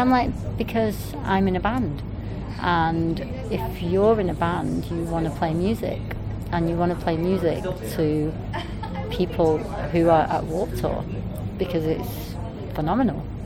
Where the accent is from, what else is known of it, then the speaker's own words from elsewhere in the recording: Manchester, North West England, United Kingdom; when I was growing up in Manchester